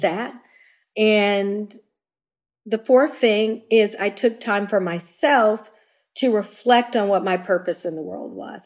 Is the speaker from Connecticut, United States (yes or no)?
no; Chicago, Illinois, United States; I grew up in the city of Chicago. Uh, I grew up in Hyde Park.